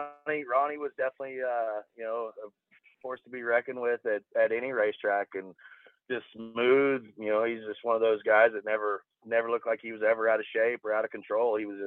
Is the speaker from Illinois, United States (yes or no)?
no; Tulsa, Oklahoma, United States; I'm from Tulsa, but Oklahoma wise, I mean.